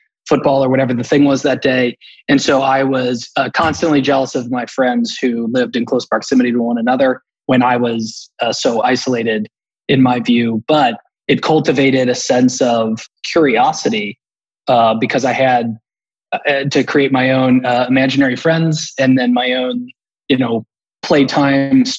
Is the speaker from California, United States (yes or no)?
no; Campbell County, Kentucky, United States; I'm from Kentucky. Grew up in Campbell County, which is one of the three counties that butt up against the Ohio River and Cincinnati.